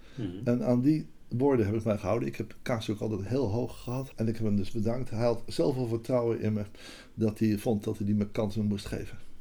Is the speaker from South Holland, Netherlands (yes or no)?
yes; Rotterdam, South Holland, Netherlands; moved away as an adult; also born or lived in Amsterdam; ik kwam uit Rotterdam, ik ben daar geboren en ik ging wiskunde studeren